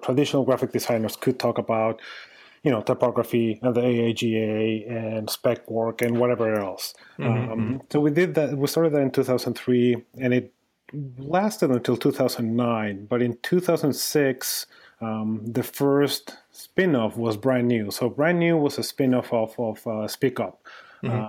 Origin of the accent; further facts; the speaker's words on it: Mexico; moved away; also born or lived in New York / Austin; I'm originally from Mexico